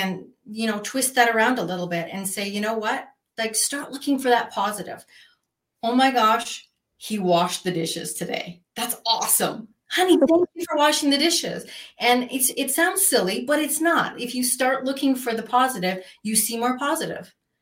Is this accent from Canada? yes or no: yes; Canada; moved away as an adult; now in Arizona, United States; I am originally from Canada. So I started my journey there.